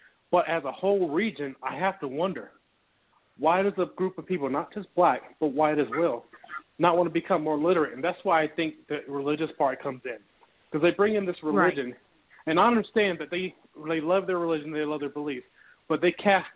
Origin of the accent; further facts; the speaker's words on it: North Carolina, United States; I'm from North Carolina, family's from Texas and Tennessee